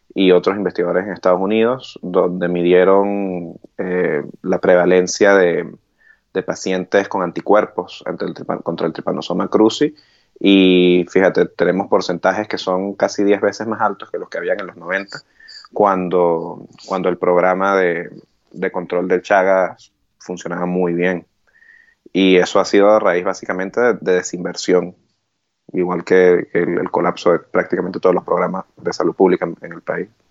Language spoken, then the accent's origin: Spanish; Venezuela; moved away as an adult; also born or lived in England; now in United Kingdom; nosotros los venezolanos